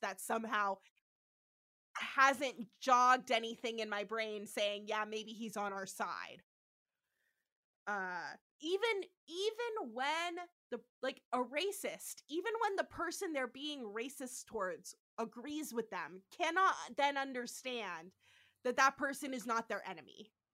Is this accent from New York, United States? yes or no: no; San Francisco, California, United States; I am from San Francisco, so I actually know that area